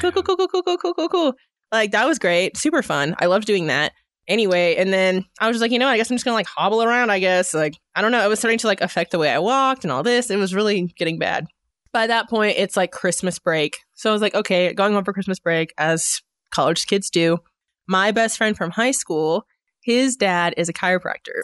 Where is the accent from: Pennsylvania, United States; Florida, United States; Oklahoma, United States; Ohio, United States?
Oklahoma, United States; Edmond; moved away as an adult; also born or lived in Long Island, New York / Italy; now in Northwest Arkansas, United States; I grew up in Edmund